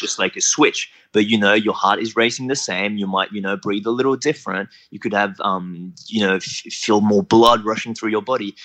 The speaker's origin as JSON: {"language": "English", "country": "New Caledonia", "tie": "born or raised there", "moved": "as an adult", "lives_now": "Australia", "said": "originally I'm from New Caledonia, so that's like a small little French island in the Pacific between Australia and New Zealand. So I grew up there up until I was about 18"}